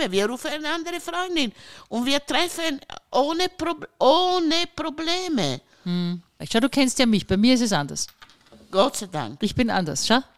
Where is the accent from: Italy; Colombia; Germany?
Italy; German is a second language; Ich meine, äh, ich, ich, ich, bin Italiener.